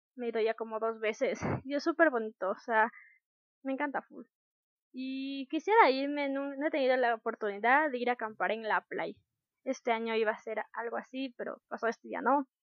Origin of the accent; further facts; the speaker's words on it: Ecuador; Como ecuatorianos creo que debemos conocer